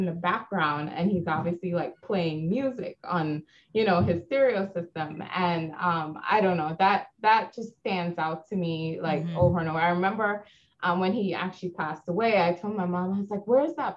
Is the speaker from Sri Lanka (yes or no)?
no; Guyana; also born or lived in Arizona, United States; now in Connecticut, United States; I grew up in Guyana